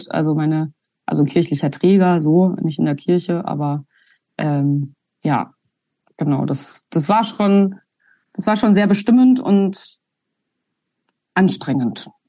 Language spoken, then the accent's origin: German; Upper Silesia, Poland; wenn ich dann bei, bei meiner Familie bin und sage, ich bin aus Polen, dann kriege ich irgendwie eins auf den Deckel, weil dann heißt, nein, du bist aus Oberschlesien.